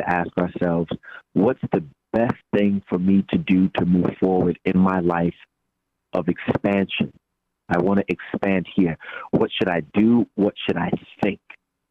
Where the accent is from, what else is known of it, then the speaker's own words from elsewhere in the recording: New York City, New York, United States; I am from New York, from the Bronx